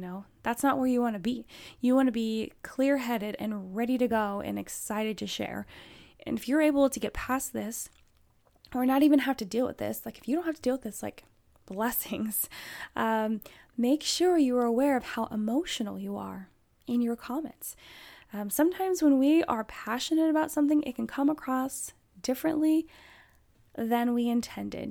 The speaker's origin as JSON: {"language": "English", "region": "Alaska", "country": "United States", "tie": "born or raised there", "said": "I grew up in Alaska"}